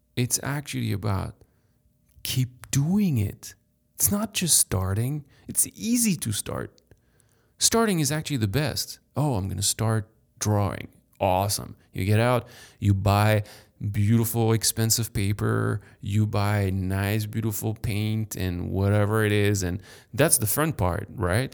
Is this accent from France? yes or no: yes; France; moved away as an adult; now in United States; born in France, raised in France